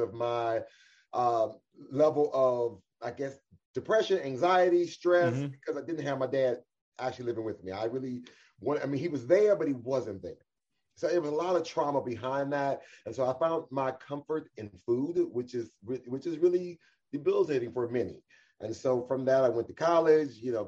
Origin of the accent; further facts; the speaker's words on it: Cleveland, Ohio, United States; I was born and raised right here in Cleveland, Ohio